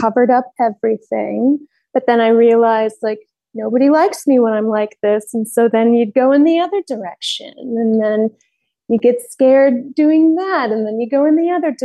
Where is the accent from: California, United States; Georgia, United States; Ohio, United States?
Ohio, United States; Cleveland; I grew up in Ohio, Cleveland, Ohio